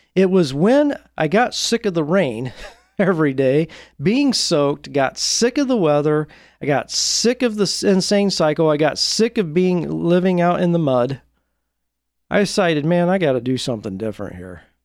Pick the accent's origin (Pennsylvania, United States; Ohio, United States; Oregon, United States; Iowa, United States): Oregon, United States; Portland; my hometown of Portland, Oregon